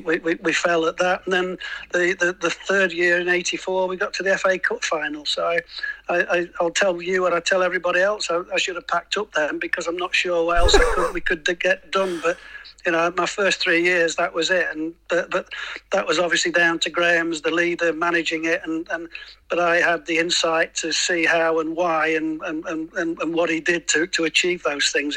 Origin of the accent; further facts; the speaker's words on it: Lincoln, East Midlands, United Kingdom; I'm a Lincoln boy, so I'm from Lincoln